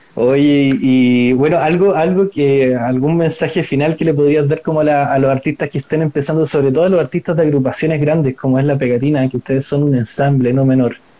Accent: Chile; con mi visión como chileno

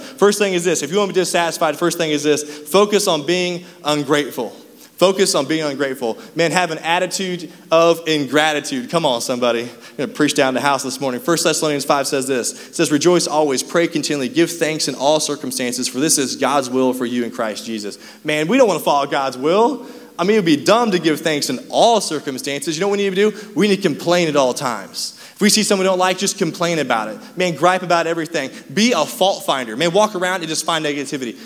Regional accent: Raytown, Missouri, United States; we grew up in Raytown

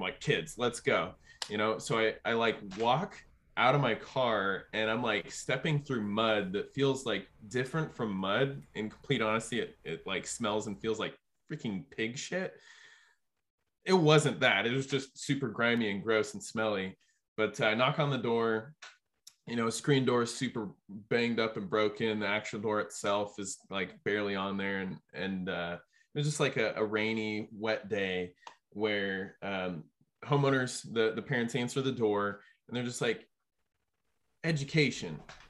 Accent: Minnesota, United States; I'm selling books door to door for my internship. I'm from Minnesota.

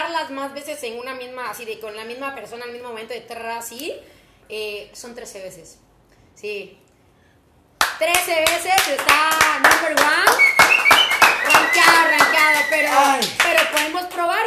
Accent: Cuitláhuac, Veracruz, Mexico; Yo soy exactamente de Cuitla, Veracruz

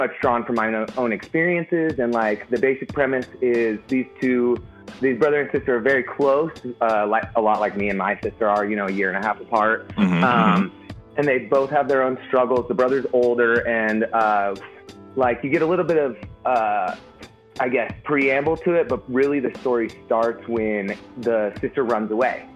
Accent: Colorado, United States; born or raised there

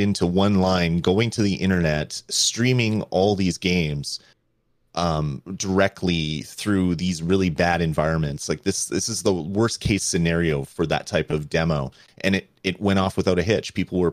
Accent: Canada; being a Canadian

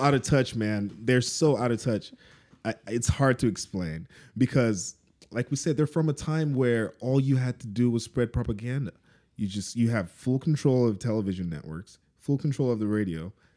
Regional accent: Lagos, Nigeria; moved away; we're from Lagos.

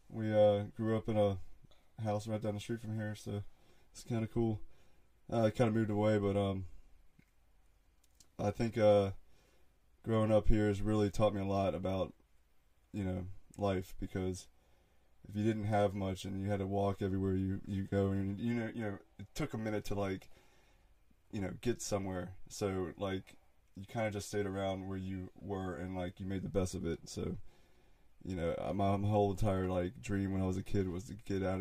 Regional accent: Mechanicsville, United States; I grew up in Mechanicsville, so I just been out here in the woods

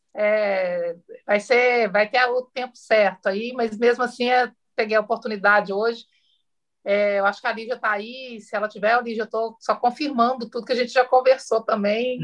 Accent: interior of Minas Gerais, Brazil; eu sou do interior de Minas

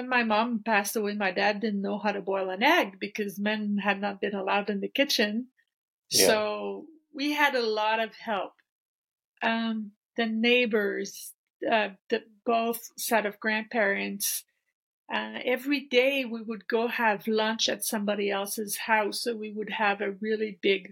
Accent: French part of Canada, Quebec, Canada; I was born and raised here in the French part of Canada, and small town

